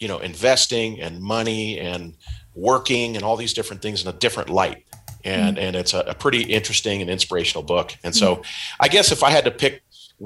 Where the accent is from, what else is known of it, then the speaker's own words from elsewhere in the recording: Pacific Northwest, United States; moved away as an adult; now in Riverside, United States; I was born and raised in the Pacific Northwest and moved to Southern California in the late 80s to go to Cal Poly Pomona